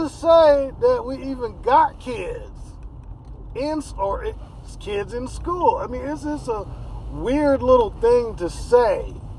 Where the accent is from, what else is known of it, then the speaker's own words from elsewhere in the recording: the Northwest, Pacific Northwest, United States; we're from the Northwest.